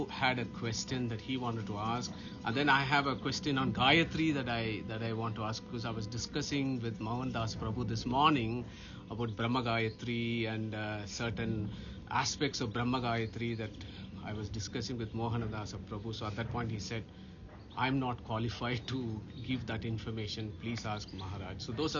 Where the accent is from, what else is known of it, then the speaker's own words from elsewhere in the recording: Nottingham, East Midlands, United Kingdom; because we all live in the United Kingdom. We live in the UK, so we are from Nottingham, and then we have a family that's visiting us from Dubai.